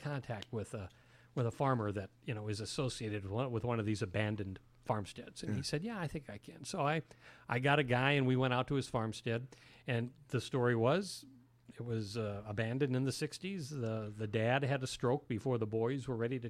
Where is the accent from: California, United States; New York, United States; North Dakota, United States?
North Dakota, United States; Fargo; moved away as an adult; also born or lived in Bismarck, North Dakota; I was grown and born and raised in Fargo